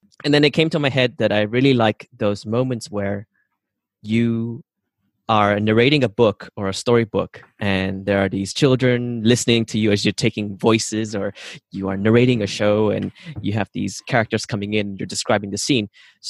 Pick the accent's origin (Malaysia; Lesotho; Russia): Malaysia; Sarawak; So I come from Borneo Island. We're from the Iban tribe, and I do have family in the jungle, which is like 5-6 hours drive into the forests.